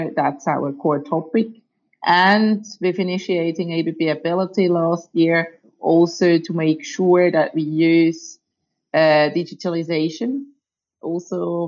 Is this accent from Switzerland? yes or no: yes; Switzerland; I was born and raised in Switzerland